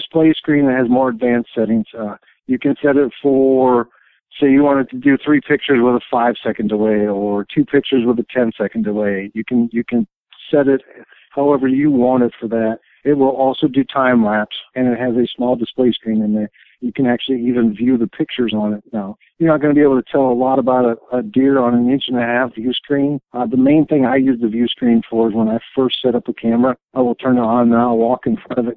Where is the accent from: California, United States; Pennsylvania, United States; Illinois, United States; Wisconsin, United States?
Wisconsin, United States; Sparta; moved away as an adult; now in Kentucky, United States; I was born and raised in Sparta, Wisconsin. I lived there until I was 42 years old